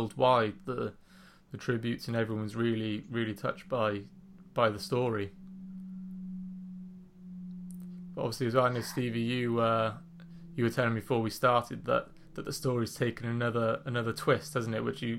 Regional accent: Wales, United Kingdom; being a Welshman

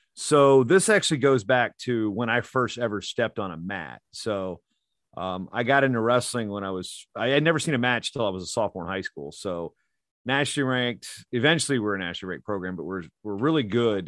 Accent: Poquoson, Virginia, United States; moved away as an adult; also born or lived in Newport News, Virginia; now in Minnesota, United States; I grew up there, moved in seventh grade

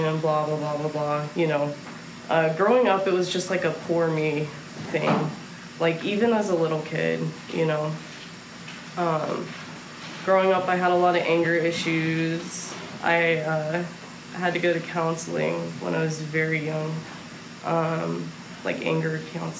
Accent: Bay Area, California, United States; also born or lived in New Orleans, Louisiana / Houston, Texas; now in Austin, United States; I grew up in California, lived in New Orleans for a second, lived in Houston for a long time, and came up to Austin for college

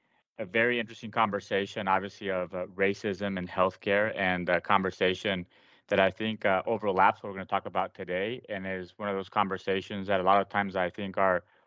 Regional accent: Paraguay; first language Spanish; English is a second language; moved away as an adult; now in United States; I grew up in South America, in Paraguay, after having lived in the United States from birth to I was 6 or 7, and decided to go to med school in Paraguay

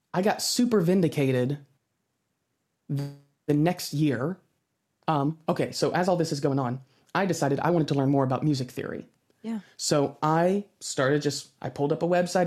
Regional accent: United States; I'm American

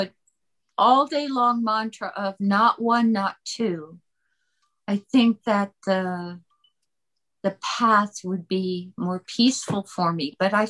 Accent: California, United States; now in Austin, United States; Well, I was born in California, so, you know.

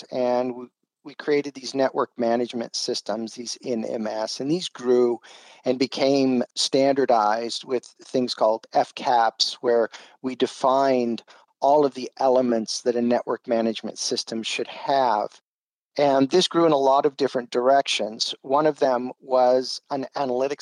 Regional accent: San Diego, California, United States; moved away as an adult; also born or lived in Brazil; I'm originally from San Diego, California.

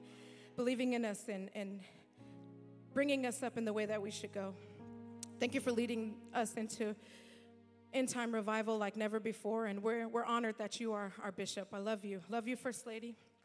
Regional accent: Tulare, California, United States; now in Fort Myers, United States; I as most of you know, I am not a native to Florida. I'm from California, a city called Tulare, and it is but just a small speck on the map.

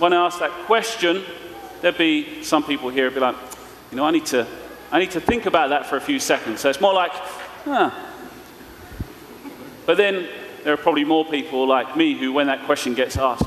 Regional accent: London, United Kingdom; I'm from East London, so we're speaking in a kind of funny way.

